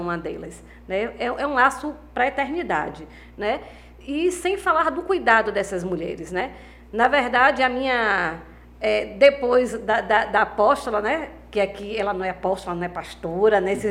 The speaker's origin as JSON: {"language": "Portuguese", "town": "Valença", "country": "Brazil", "said": "da minha cidade, né, de Valença"}